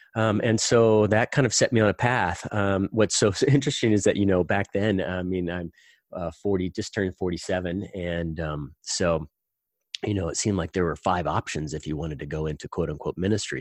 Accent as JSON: {"language": "English", "region": "Indiana", "country": "United States", "tie": "born or raised there", "said": "I grew up in the Midwest. I grew up in Indiana."}